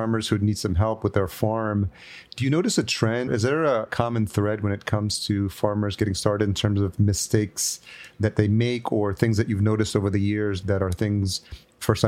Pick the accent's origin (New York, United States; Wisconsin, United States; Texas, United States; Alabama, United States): New York, United States; I grew up in New York as well, so I'm very familiar with the Northeast